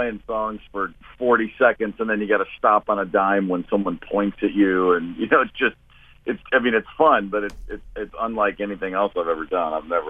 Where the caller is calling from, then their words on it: New York, United States; I'm in New York today.